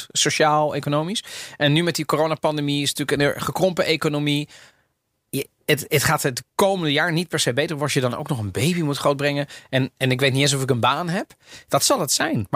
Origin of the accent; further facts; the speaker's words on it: Netherlands; also born or lived in Italy; als Nederlander.